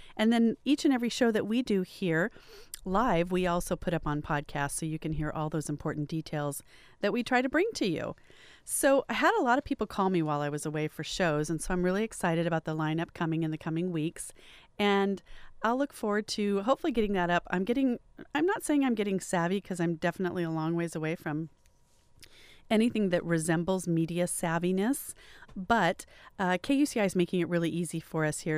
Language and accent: English; Riverside, California, United States; growing up where I did in Riverside